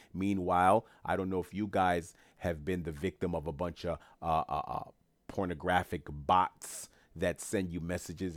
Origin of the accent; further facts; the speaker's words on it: New York City, New York, United States; teachers in Queens, New York, my hometown